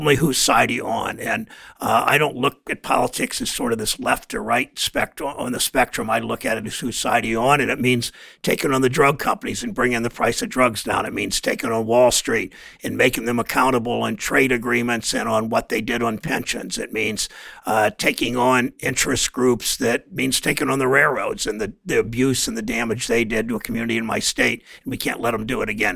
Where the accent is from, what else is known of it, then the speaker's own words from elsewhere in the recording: Mansfield, Ohio, United States; my hometown of Mansfield